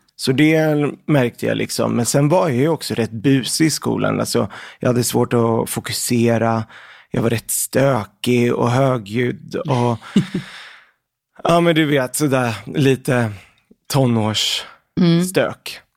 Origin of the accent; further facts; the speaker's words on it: Örebro, Örebro County, Sweden; also born or lived in Lebanon; jag är född i Libanon, mm. så att jag kom till eh, Sverige när jag var sex år gammal. Mm. Och då flyttade vi till Örebro. Eh, så där har jag i princip vuxit upp fram tills jag var 18